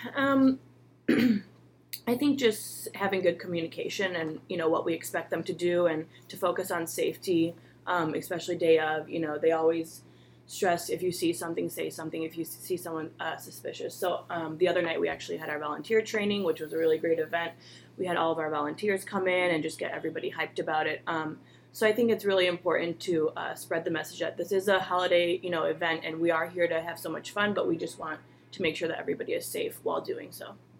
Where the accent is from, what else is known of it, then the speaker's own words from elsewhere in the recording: Chicago, Illinois, United States; moved away as an adult; now in Cleveland, United States; I'm originally from Chicago